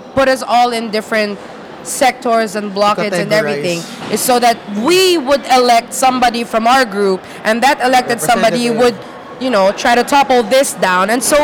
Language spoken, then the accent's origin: English; Philippines; I'm Filipino.